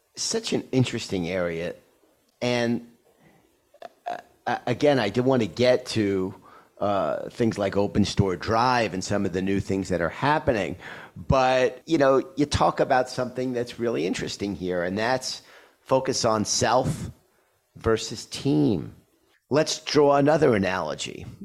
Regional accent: New York, United States; I'm a New Yorker

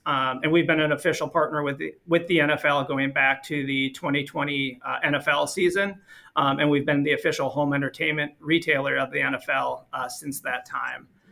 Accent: Minnesota, United States; born and raised in Minnesota

